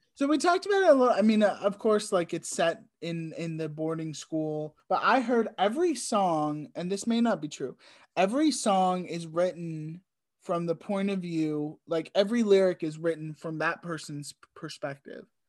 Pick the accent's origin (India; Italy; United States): United States; Richmond; a theater company in where we grew up in Richmond